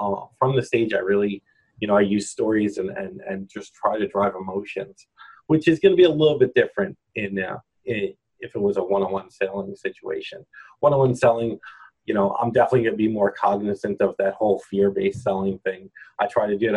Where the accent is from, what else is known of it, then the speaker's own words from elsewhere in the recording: New York, United States; accent: New York; I'm from New York, my New York accent